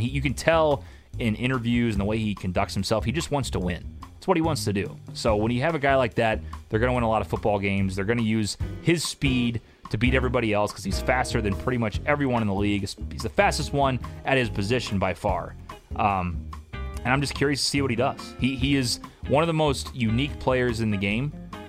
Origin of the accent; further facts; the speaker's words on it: St. Louis, Missouri, United States; I'm from St. Louis.